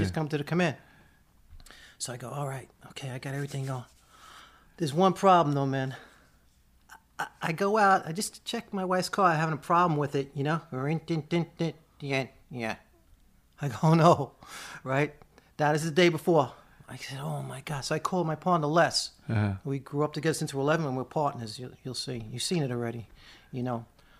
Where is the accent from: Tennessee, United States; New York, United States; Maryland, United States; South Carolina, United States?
New York, United States; Staten Island; I'm from Staten Island.